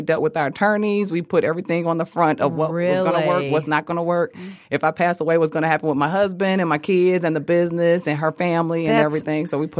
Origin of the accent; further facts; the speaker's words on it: Southfield, Michigan, United States; So we're both from Southfield.